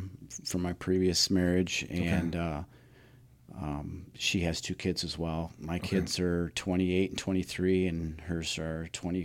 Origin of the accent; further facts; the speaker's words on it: Roscoe, Illinois, United States; Yeah, I'm from Roscoe. I went to Hononega. Okay. I graduated from Hononega, and I've lived in Roscoe my entire life.